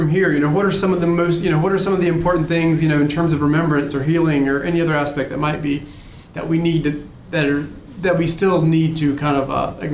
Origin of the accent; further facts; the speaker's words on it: Wilmington, North Carolina, United States; I grew up here. I grew up in Wilmington.